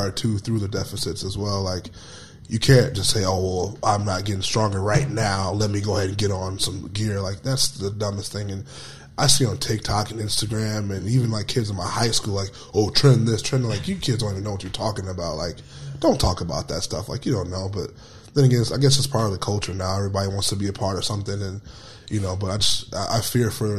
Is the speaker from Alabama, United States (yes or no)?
no; South Bend, Indiana, United States; South Bend, Indiana. So we're like an hour and a half from Chicago